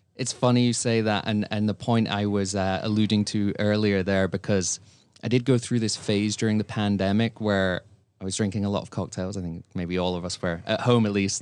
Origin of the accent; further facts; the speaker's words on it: Scotland, United Kingdom; I am a Scotsman